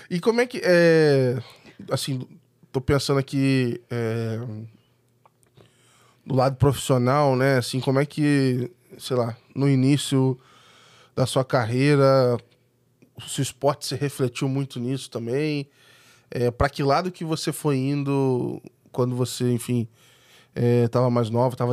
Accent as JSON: {"language": "Portuguese", "town": "Volta Redonda", "region": "Rio de Janeiro", "country": "Brazil", "said": "eu sou de volta redonda."}